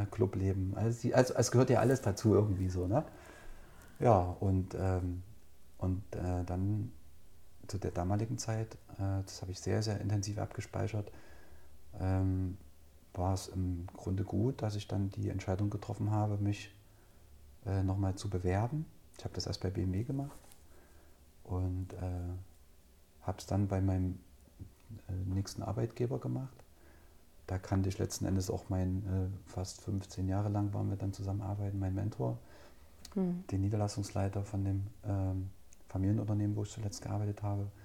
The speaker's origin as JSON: {"language": "German", "town": "Altenburg", "region": "Thuringia", "country": "Germany", "tie": "born or raised there", "said": "ich bin gebürtiger Altenburger. Äh, bin quasi in meinen Kindheitstagen durch Altenburg gestiefelt"}